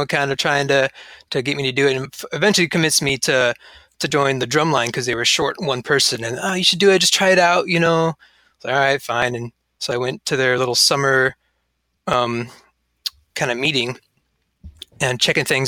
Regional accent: Yucca Valley, California, United States; now in Arcata, United States; I grew up in Southern California in a little town called Yucca Valley, which neighbors Joshua Tree

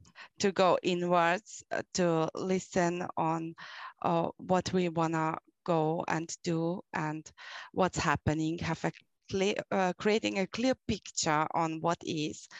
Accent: Austria; English is a second language; I'm coming from Austria in Europe

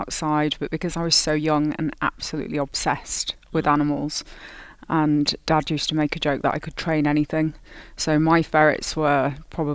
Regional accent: Yorkshire and the Humber, United Kingdom; I am from the north of England, so Yorkshire

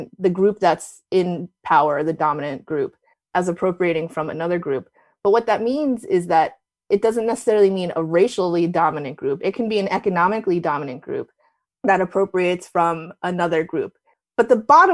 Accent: New Jersey, United States; moved away as an adult; also born or lived in New York City; back when I was growing up in Jersey

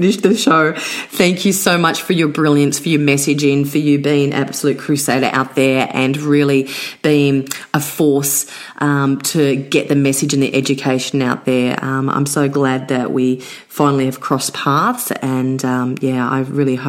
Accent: Blue Mountains, New South Wales, Australia; I was brought up in the Blue Mountains

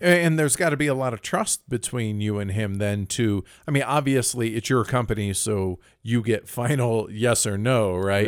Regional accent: United States; as an American

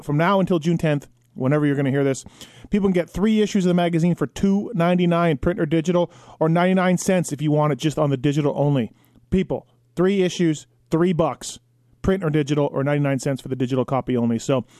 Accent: Canada; I'm proud to say that insulin for diabetes was invented right there in my home country of Canada.

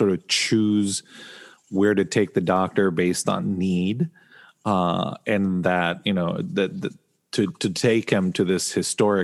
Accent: Argentina; growing up in Argentina

